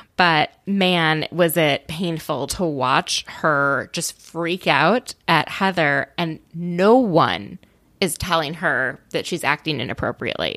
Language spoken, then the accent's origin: English; Minnesota, United States; I grew up in Minnesota